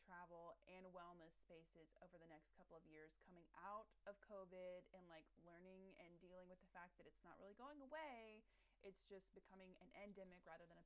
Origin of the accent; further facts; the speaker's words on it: United States; I just embraced the stupid American stereotype while I was overseas